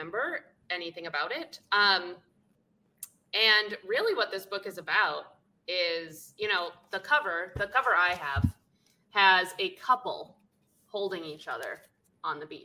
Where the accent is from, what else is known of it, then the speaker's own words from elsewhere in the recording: Boston, Massachusetts, United States; I grew up in Boston.